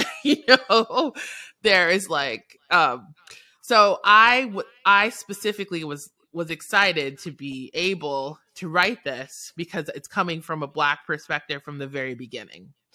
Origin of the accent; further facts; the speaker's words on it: New York City, New York, United States; moved away as an adult; now in New Orleans, United States; I'm born and raised in New York City